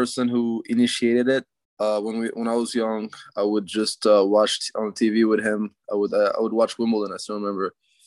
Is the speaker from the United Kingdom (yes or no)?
no; Canada; I'm a Canadian tennis player